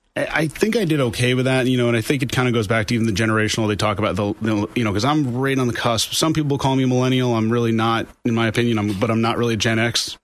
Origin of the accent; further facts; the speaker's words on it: Orange County, New York, United States; moved away as an adult; also born or lived in Albany, New York; I'm originally from Orange County, New York